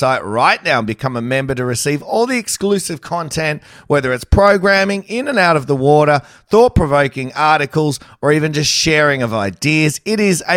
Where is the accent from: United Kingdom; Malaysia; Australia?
Australia; Campbelltown, New South Wales; I'm from Campbelltown.